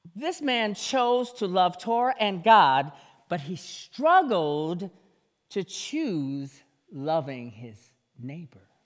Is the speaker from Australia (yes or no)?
no; Jamaica; moved away; my home, my home country, Jamaica